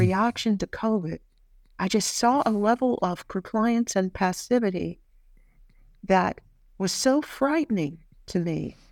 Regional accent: United States; moved away as an adult; now in Australia; As an American who's, I have permanent residency here, but I never, I am not an Australian citizen

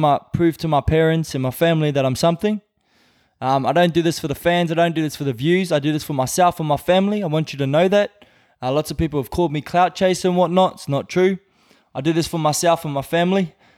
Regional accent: Brisbane, Queensland, Australia; born or raised there; moved away as an adult; now in Whangarei, New Zealand

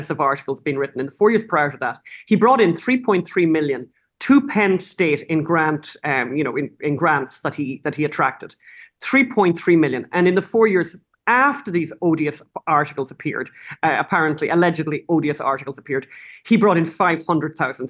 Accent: Ireland; I'm from Ireland

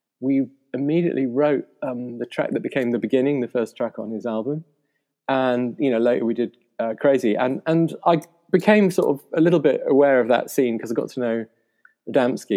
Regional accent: Yorkshire Dales, Yorkshire and the Humber, United Kingdom; also born or lived in Portugal / Netherlands; now in London, United Kingdom; I grew up in the Yorkshire Dales, kind of quite far away from the big city and the bright lights

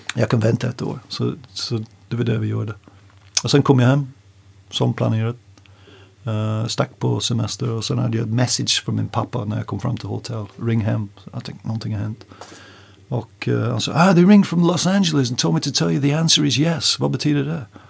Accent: North England, United Kingdom; Swedish is a second language; moved away as an adult; now in Stockholm, Sweden; Vi kommer från North England

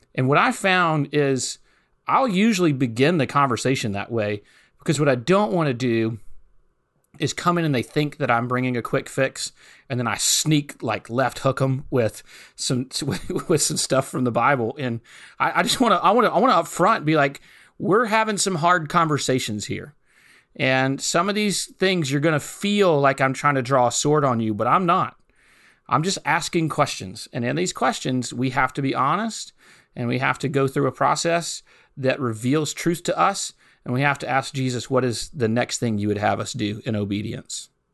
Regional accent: Hattiesburg, Mississippi, United States; moved away as an adult; also born or lived in New Orleans, Louisiana; I grew up in South Mississippi, just ninety miles northeast of New Orleans, Louisiana, in a city called Hattiesburg, Mississippi

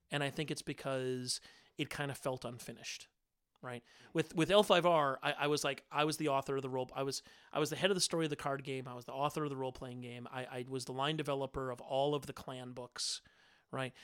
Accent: Minnesota, United States; I'm a kid from Minnesota

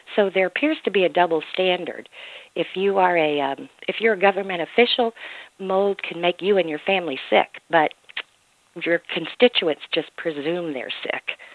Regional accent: Mississippi, United States; Mississippi is my home state

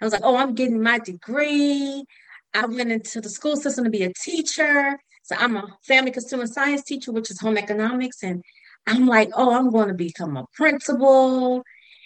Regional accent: Virginia, United States; moved away as an adult; also born or lived in Baltimore, Maryland; I moved to Maryland because I grew up in Virginia

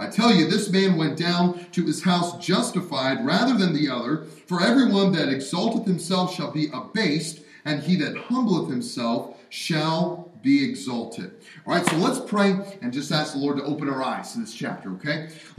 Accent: Pennsylvania, United States; also born or lived in Alabama / Wisconsin; Our home is in Alabama, but I spent most of my growing up times, obviously born here, and then growing up in Pennsylvania and Wisconsin, where snow is normal.

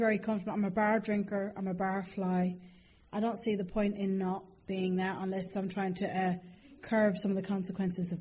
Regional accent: Ireland; accent: Irish; my accent is Irish

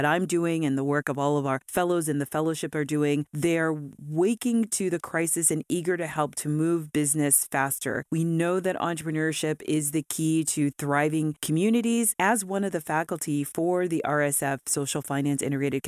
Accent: Los Angeles, California, United States; I'm from Los Angeles

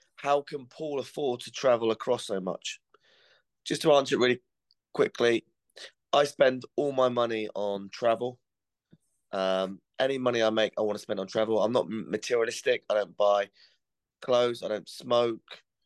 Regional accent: Cornwall, South West England, United Kingdom; I'm from Cornwall

